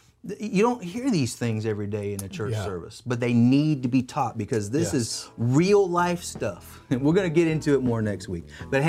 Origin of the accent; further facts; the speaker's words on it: Texas, United States; Right here in my home state of Texas.